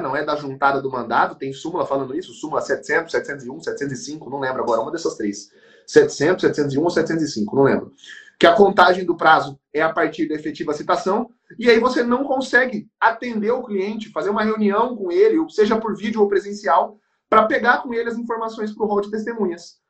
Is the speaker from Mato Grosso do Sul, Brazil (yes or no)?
yes; Campo Grande, Mato Grosso do Sul, Brazil; somos de Campo Gr-, somos de Campo Grande, Mato Grosso do Sul